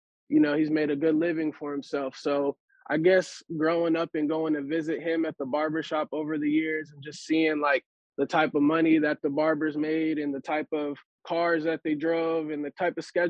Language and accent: English; Charlotte, North Carolina, United States; also born or lived in Iowa; I was actually born and raised in Charlotte